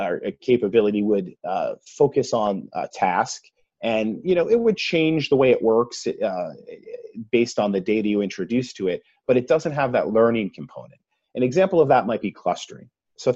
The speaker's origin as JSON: {"language": "English", "region": "Massachusetts", "country": "United States", "accent": "Massachusetts", "said": "my Massachusetts accent"}